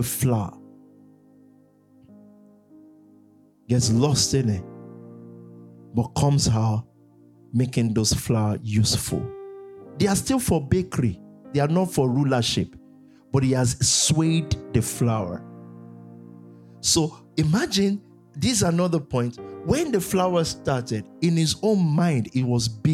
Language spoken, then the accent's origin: English; Nigeria; growing up in Nigeria